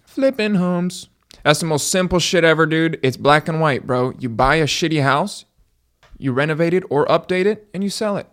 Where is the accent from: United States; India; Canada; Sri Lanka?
United States; Miami, Florida; I was born in Miami